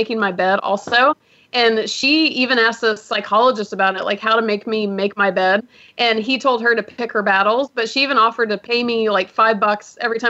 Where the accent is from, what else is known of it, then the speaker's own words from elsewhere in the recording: Atlanta, Georgia, United States; also born or lived in Miami, Florida; now in Los Angeles, United States; I was actually born in Miami, but I grew up primarily in Atlanta